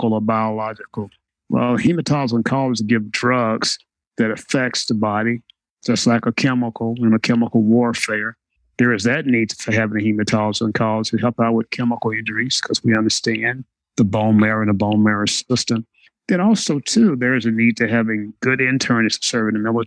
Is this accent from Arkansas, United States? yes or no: yes; Westminster, Arkansas, United States; I grew up in Westminster, Arkansas